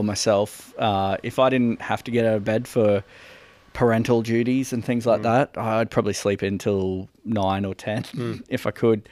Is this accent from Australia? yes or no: yes; Australia; We're obviously Australian